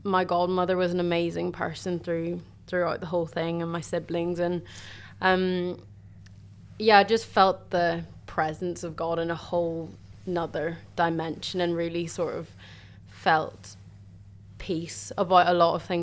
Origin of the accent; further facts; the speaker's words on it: a little town outside of Belfast, Northern Ireland, United Kingdom; moved away as an adult; now in Cambridge, United Kingdom; I'm originally from a little town outside of Belfast.